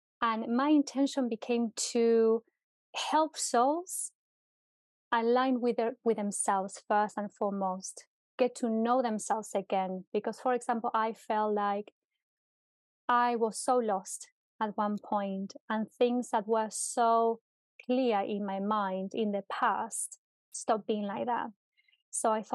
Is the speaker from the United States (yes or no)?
no; Argentina; now in United Kingdom; So I'm originally from Argentina, and I moved to the UK many, many years ago, more than 10 years ago, with a dream.